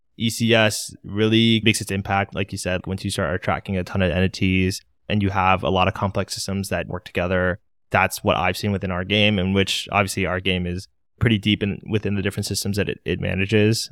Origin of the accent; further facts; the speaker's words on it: Maryland, United States; now in Washington, D.C., United States; I'm located in D C, born and raised in Maryland, so I've been in the area my whole life